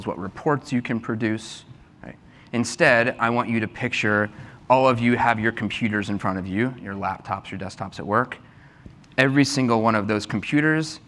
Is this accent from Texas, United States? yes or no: yes; Texas, United States; moved away; I'm from Texas